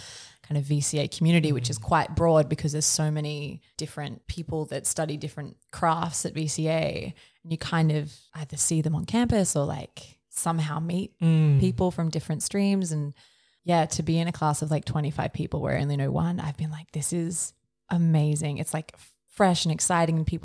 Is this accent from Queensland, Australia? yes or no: yes; north of Brisbane, Queensland, Australia; now in Melbourne, Australia; I grew up on acreage and country outside of north of Brisbane